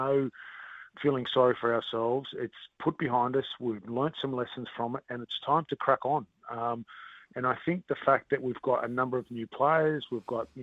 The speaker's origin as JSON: {"language": "English", "country": "Australia", "moved": "as an adult", "lives_now": "New Zealand"}